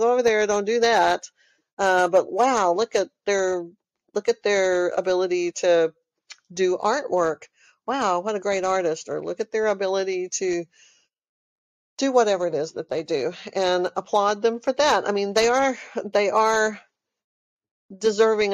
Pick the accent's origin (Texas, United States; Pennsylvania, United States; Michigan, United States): Texas, United States; moved away as an adult; also born or lived in Austin, Texas; now in California, United States; I'm from Texas. I know y'all hear it in my accent. I have been in Texas almost my whole life